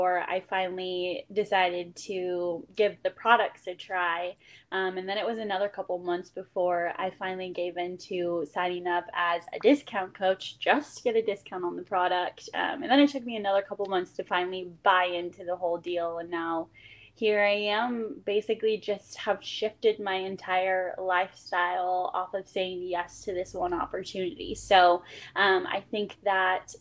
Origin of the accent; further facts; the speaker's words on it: Vancouver, Washington, United States; I am from Vancouver, Washington